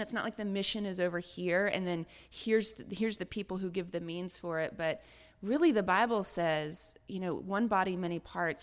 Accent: Deep South, United States; I, I grew up in the Deep South.

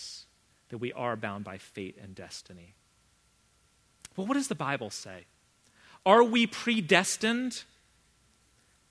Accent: Vienna, United States; I grew up in Vienna, not Texas

